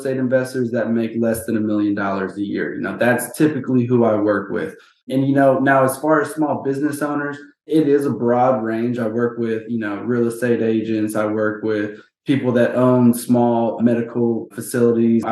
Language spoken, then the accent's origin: English; Houston, Texas, United States; born and raised in Houston, Texas